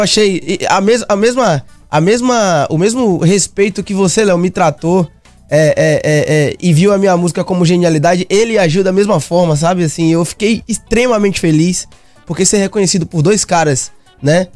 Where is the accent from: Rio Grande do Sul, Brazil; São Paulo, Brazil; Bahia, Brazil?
Bahia, Brazil; interior of; moved away; also born or lived in Salvador; eu nasci em Salvador, né? Sou soteropolitano. Mas aí eu, eu, fui morar no interior da Bahia